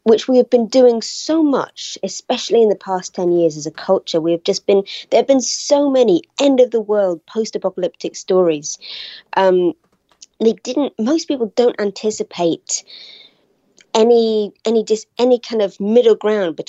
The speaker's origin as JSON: {"language": "English", "country": "United Kingdom", "said": "I'm from Britain, as you can probably tell"}